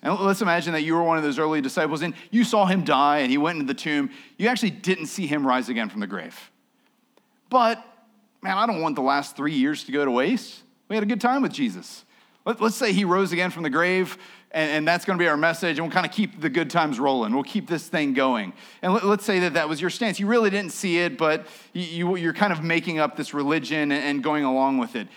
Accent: United States; I'm an American. We're Christians

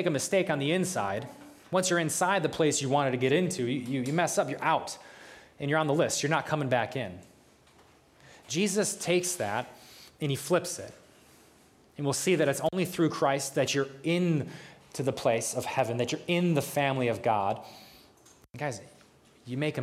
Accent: United States; I'm from New York

